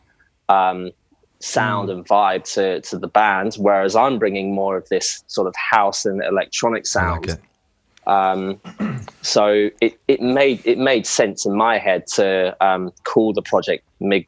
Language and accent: English; England, United Kingdom; moved away as an adult; now in Australia; being English, I've moved over from England to Australia about 3 years ago